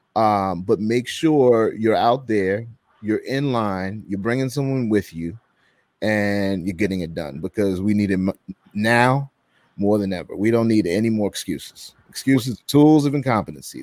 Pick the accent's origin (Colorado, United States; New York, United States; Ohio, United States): New York, United States; also born or lived in Gwinnett County, Georgia; now in Atlanta, United States; I'm originally from New York, but I live in Atlanta